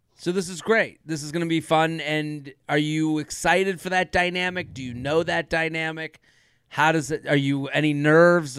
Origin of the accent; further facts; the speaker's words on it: Needham, Massachusetts, United States; I'm from Needham